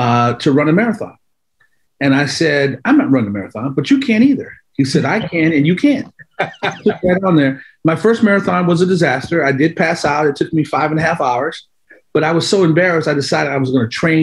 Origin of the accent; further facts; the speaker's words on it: Cleveland, Ohio, United States; moved away as an adult; also born or lived in Ithaca, New York; now in Washington, United States; I'm from Cleveland originally